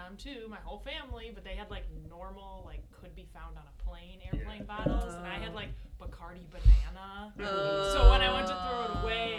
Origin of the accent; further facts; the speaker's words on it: Cudahy, Wisconsin, United States; I'm from Cudahy, so it's not a far beat